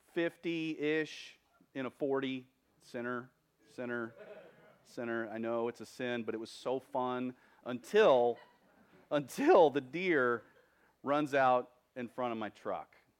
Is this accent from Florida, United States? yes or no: no; Texas, United States; I'm a Texan. I was a Texan before I was a Christian.